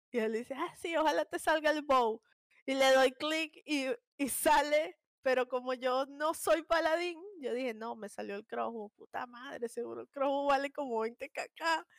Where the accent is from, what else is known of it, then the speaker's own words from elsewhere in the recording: Venezuela; yo soy súper, súper venezolana